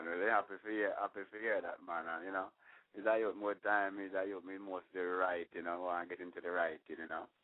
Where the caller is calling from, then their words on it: Florida, United States; Say, I'm coming from from Florida.